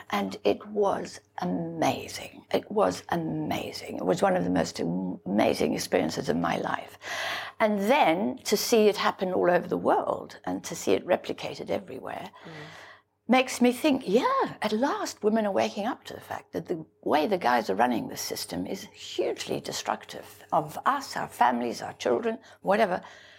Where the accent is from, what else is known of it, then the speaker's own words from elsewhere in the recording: South Africa; I grew up in South Africa, and I grew up in the apartheid regime